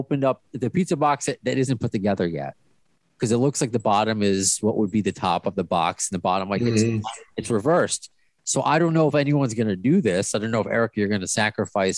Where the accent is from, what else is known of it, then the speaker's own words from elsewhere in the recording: New York, United States; being a New Yorker